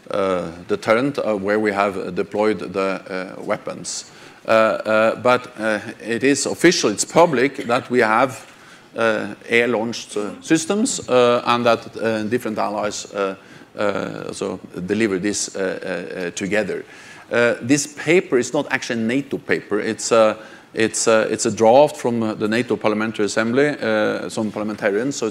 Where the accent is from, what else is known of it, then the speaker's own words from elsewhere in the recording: Norway; I'm from Norway, and Norway is a beautiful country.